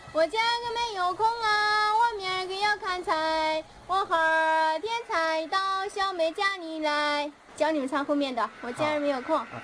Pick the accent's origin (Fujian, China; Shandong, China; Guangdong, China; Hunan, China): Guangdong, China; Chaozhou; 我们潮州人爱喝茶，会喝茶